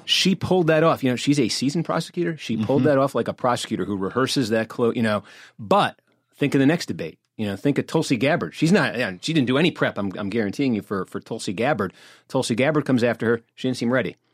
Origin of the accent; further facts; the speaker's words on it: Massachusetts, United States; I'm from Massachusetts